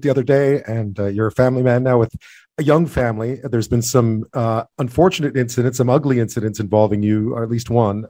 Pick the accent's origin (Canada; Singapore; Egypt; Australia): Canada; Montreal, Quebec; I grew up in Montreal